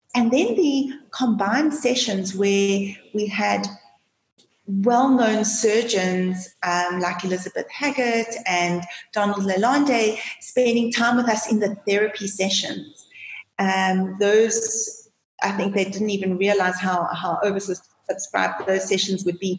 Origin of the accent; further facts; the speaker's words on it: South Africa; also born or lived in Johannesburg, South Africa / London, United Kingdom; being South African